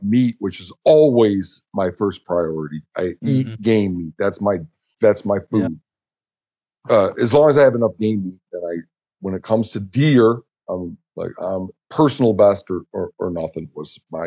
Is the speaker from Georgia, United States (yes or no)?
no; Michigan, United States; moved away; growing up in Michigan, we hunted over bait